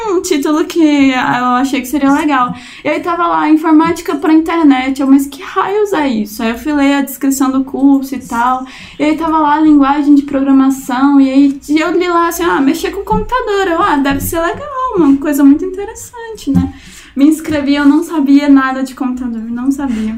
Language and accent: Portuguese; Anápolis, Goiás, Brazil; Eu sou de Anápolis, né? Não sou de Goiânia